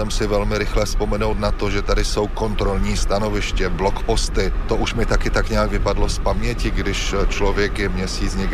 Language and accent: Czech; Czechia; když jsem mu řekl, že jsem z Čech a že jsem novinář